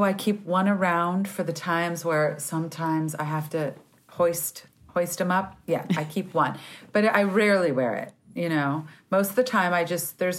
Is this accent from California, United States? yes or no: yes; California, United States; I'm a Californian